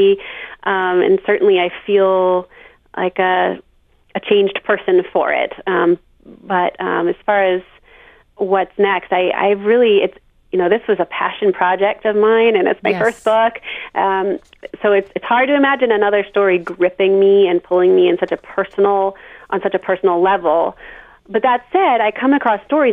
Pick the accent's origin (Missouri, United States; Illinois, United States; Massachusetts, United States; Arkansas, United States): Massachusetts, United States; Plainville; also born or lived in Charlottesville, Virginia; I'm from Massachusetts, yeah, southeastern Mass, a town called Plainville